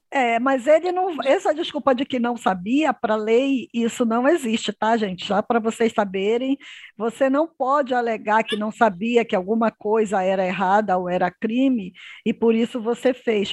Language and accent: Portuguese; Pará, Brazil; nós que somos paraenses